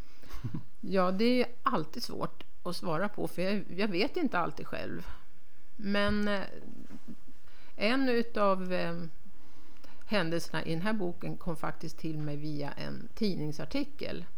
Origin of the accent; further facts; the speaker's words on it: Stockholm, Stockholm County, Sweden; moved away as an adult; now in Härnösand, Sweden; Jag är uppvuxen i Stockholm men flyttade upp dit för att, att plugga